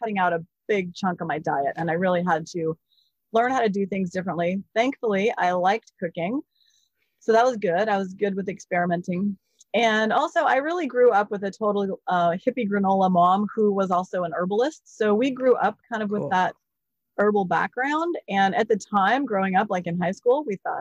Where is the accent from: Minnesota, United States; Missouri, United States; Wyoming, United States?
Wyoming, United States; Jackson; moved away; also born or lived in Seattle; I grew up in Jackson Hole, Wyoming